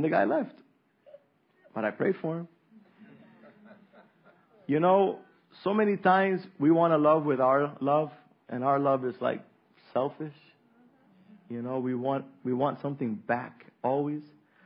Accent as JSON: {"language": "English", "town": "Roatán", "region": "Bay Islands", "country": "Honduras", "tie": "born or raised there", "said": "Roatan is the hardest place for me. It's my hometown"}